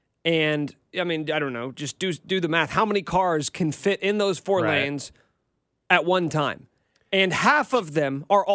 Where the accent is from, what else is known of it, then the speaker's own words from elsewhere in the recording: Kansas City, Missouri, United States; I grew up in Kansas City. I'm a Chiefs fan.